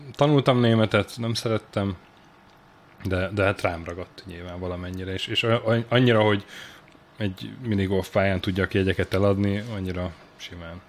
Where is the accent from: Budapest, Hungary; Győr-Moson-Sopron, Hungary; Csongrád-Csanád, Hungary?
Győr-Moson-Sopron, Hungary; Sopron; én Sopronban születtem, és ott nőttem fel